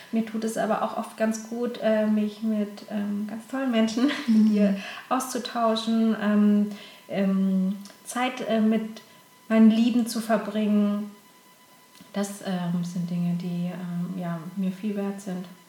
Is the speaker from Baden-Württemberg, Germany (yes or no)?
yes; Konstanz, Baden-Württemberg, Germany; now in Cologne, Germany; Ich komme äh, aus dem schönen Konstanz am äh, Bodensee